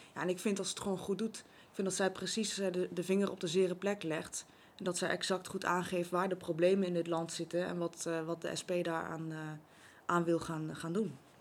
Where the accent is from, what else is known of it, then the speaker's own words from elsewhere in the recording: Zevenaar, Gelderland, Netherlands; now in Babberich, Netherlands; Ik ben geboren in Zevenaar, grappig genoeg op het Raadhuisplein, recht tegenover het oude gemeentehuis.